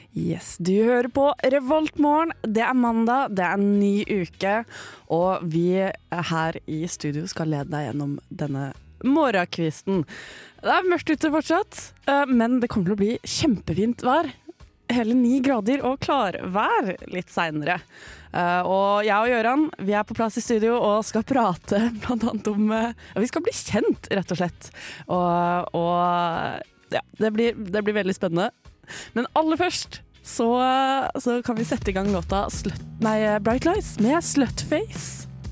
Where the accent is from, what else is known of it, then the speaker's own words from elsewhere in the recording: Raufoss, Innlandet, Norway; also born or lived in Villajoyosa, Spain / Alfaz del Pi, Spain; now in Trondheim, Norway; jeg kommer fra Toten, fra Raufoss. Men, ja. men, jeg ble ikke født